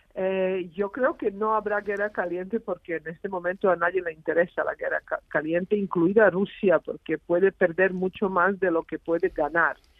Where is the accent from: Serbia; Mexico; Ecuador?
Serbia; now in Spain; soy española, porque vivo en España hace 25 años, pero he nacido en Serbia, en, la antigua Yugoslavia.